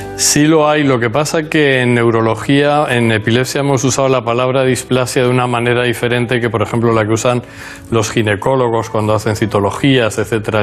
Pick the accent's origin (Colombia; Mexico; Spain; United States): United States; Newport News, Virginia; moved away; also born or lived in Minnesota / Chicago; Nací en Newport News, Virginia